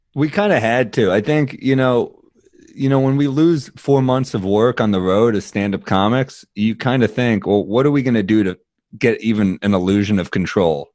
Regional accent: New York City, New York, United States; I'm a New Yorker, I'm a native New Yorker

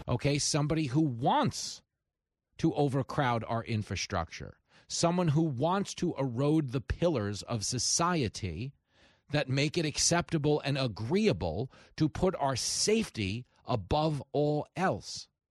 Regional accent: Levittown, New York, United States; I was growing up in Levittown

